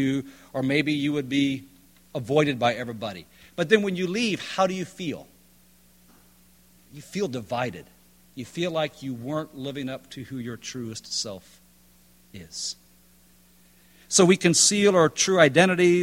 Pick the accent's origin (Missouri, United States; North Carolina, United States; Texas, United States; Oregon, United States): North Carolina, United States; High Point; I'm from High Point, North Carolina.